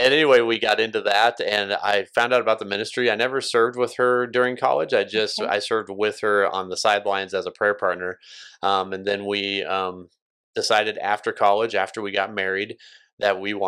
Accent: Columbus, Nebraska, United States; also born or lived in Scottsbluff, Nebraska; I was born and raised here in Columbus

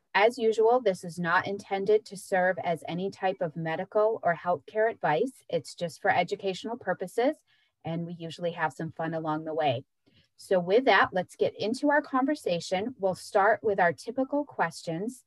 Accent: Searsport, Maine, United States; I was growing up in Searsport

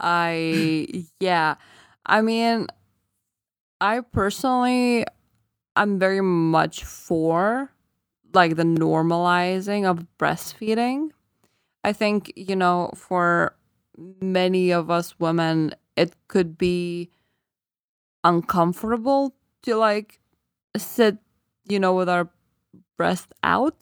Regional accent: Lithuania; first language Lithuanian; English is a second language; moved away; I forgot my native language when I was still in the country

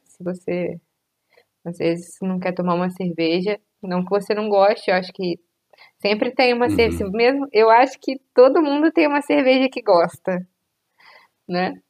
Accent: Minas Gerais, Brazil; A gente é mineiro

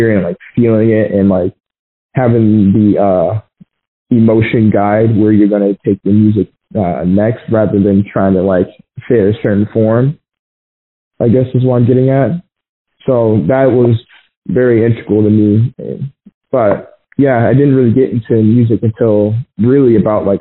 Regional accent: Glendale, Arizona, United States; I was born in Arizona, Phoenix, Arizona, in this county called Glendale

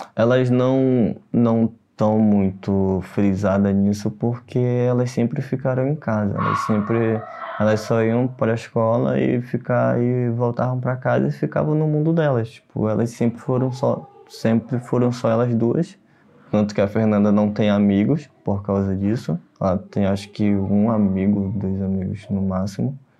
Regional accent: Amapá, Brazil; moved away as an adult; now in São Paulo, Brazil; eu sou do Amapá, ah, me mudei para São Paulo faz do, vai fazer três

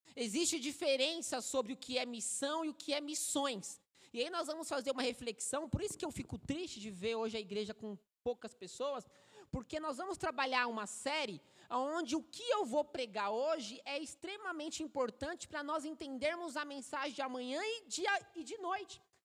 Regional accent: São Paulo, Brazil; Sou paulistano, Nasci em São Paulo

